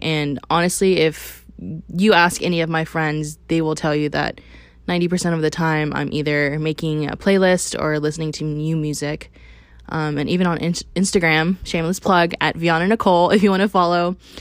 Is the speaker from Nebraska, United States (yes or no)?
no; Athens, Georgia, United States; I grew up here uh, around the University of Georgia